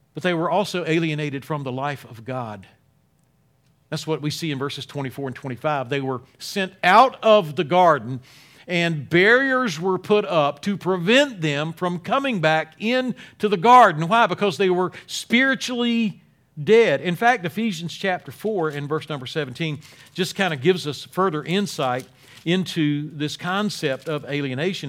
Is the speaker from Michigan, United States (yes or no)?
no; Wilmington, North Carolina, United States; I'm from Wilmington, North Carolina. Uh, in my early teens, started going to Grace Baptist Church there